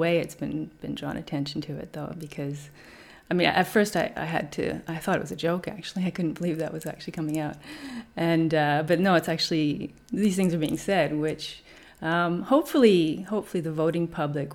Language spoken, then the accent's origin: English; Canada; moved away as an adult; also born or lived in Vancouver / Germany / France / Brisbane; now in Australia; I'm from Canada